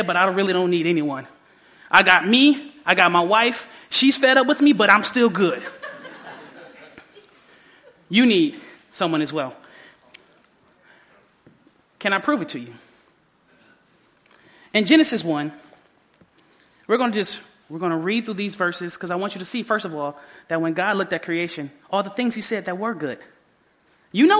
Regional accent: Detroit, Michigan, United States; also born or lived in Southfield, Michigan / Oklahoma; I grew up in Detroit all the rest of those years, my ninth grade year.

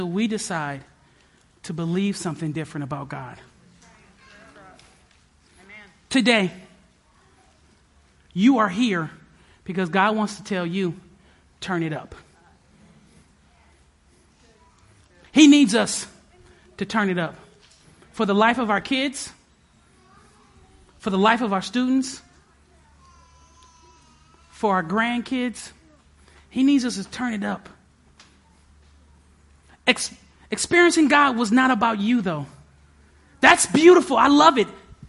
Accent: Detroit, Michigan, United States; moved away; I was born and raised in Detroit.

